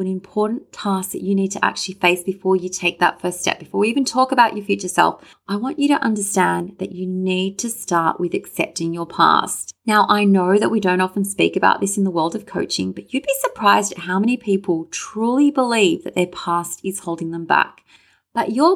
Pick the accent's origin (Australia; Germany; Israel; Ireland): Australia; Sydney, New South Wales; me wishing that I was born in Hawaii rather than Sydney